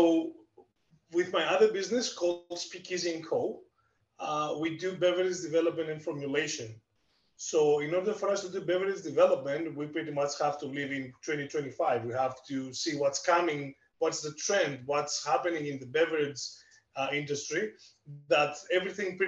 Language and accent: English; Greece; accent: Greek; English is a second language; moved away as an adult; now in Canada; I'm Greek. You can definitely tell from my accent